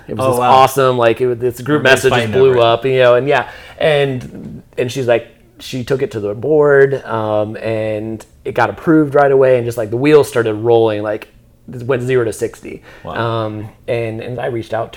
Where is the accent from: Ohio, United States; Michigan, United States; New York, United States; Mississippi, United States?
Ohio, United States; Dayton; us grew up here